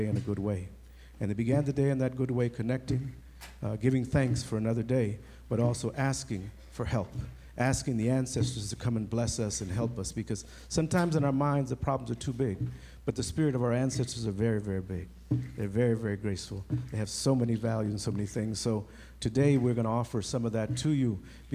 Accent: Compton, California, United States; me growing up in Compton

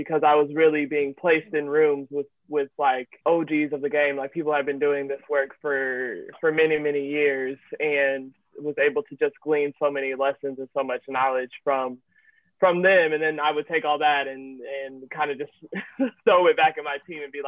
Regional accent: Indianapolis, Indiana, United States; moved away as an adult; now in Chicago, United States; I am originally from Indianapolis, and so that same Midwest energy.

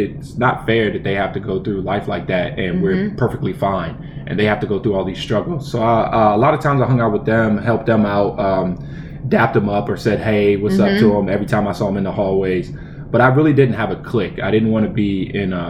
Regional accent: Centerville, United States; I was born and raised in Centerville.

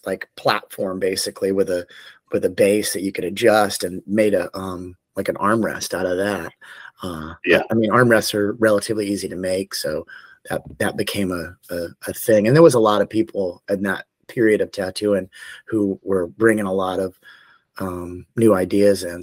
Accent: Tallahassee, Florida, United States; moved away; I'm originally from Tallahassee, Florida

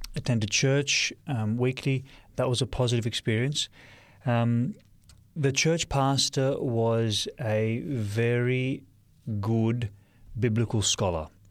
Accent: Sydney, New South Wales, Australia; moved away as an adult; now in Lake Macquarie, Australia; I was born in Sydney, Australia, and um, spent most of my time in Sydney until I moved out uh, to the Lake Macquarie area

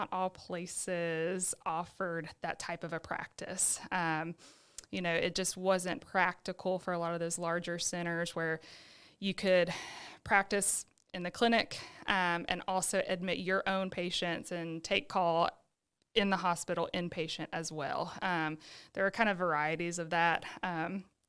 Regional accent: Birmingham, Alabama, United States; now in Sylacauga, United States; I was born and raised in Birmingham. I lived there with my family my whole entire life

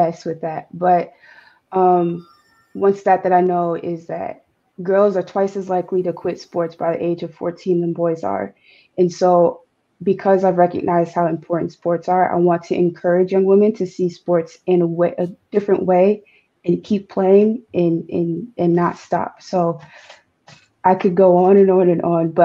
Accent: East Lansing, Michigan, United States; I'm from East Lansing. So I've grown up in East Lansing my entire life, went to East Lansing High School

